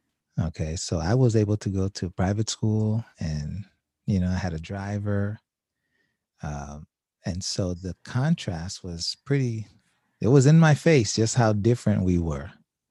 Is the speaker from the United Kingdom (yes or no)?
no; Haiti; now in United States; I was born in Haiti.